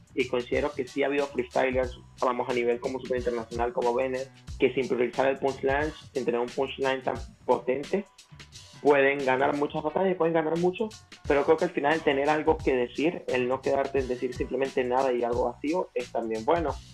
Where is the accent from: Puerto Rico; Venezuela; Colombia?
Venezuela; now in El Salvador; soy venezolano, pero a nivel de freestyle prácticamente me he criado en la escena salvadoreña